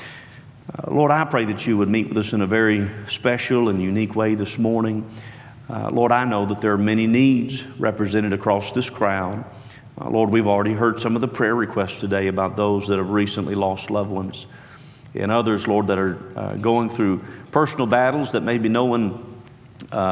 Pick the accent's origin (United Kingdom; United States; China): United States; West Union, West Virginia; moved away as an adult; now in Gainesville, United States; I was born and raised in West Union, West Virginia, at a Christian campgrounds